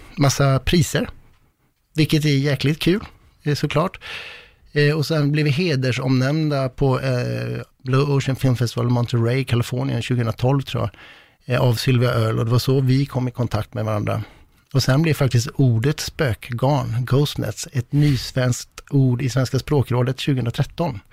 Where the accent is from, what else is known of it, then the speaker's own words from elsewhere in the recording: west coast of Sweden, Sweden; västkusten, ja. där jag kommer ifrån